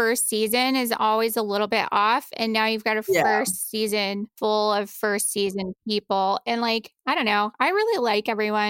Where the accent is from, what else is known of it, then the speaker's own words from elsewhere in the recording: Texas, United States; now in Buffalo, United States; I'm originally from Texas, like the middle of nowhere, Texas, kind of. And then I've lived in Buffalo for like a decade and a half now. So it feels like home now.